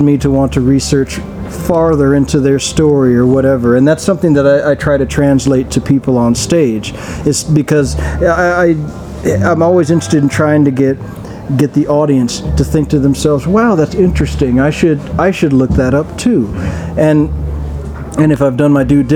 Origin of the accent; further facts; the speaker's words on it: Arizona, United States; growing up in Arizona